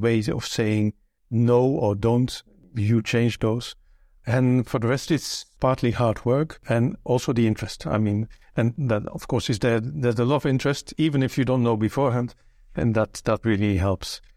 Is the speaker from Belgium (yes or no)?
yes; Belgium; first language Dutch; English is a second language; moved away as an adult; now in Luxembourg; I was born in Belgium, but I've lived here in Luxembourg for thirty-two years, more than half my life